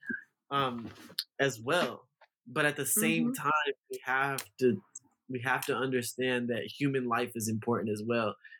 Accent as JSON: {"language": "English", "country": "United States", "tie": "born or raised there", "said": "I'm just somebody who lived here in America my whole life"}